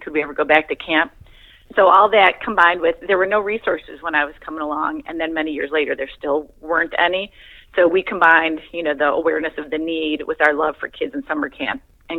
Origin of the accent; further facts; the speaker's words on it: Michigan, United States; So I grew up in Michigan